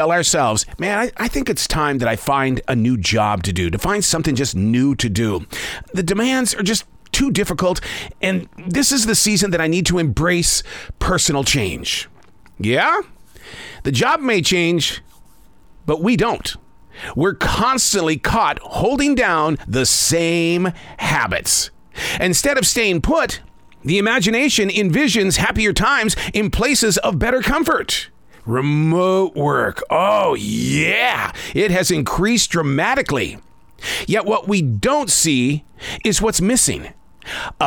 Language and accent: English; Montana, United States; I grew up in the state of Montana fearing the sound of thunder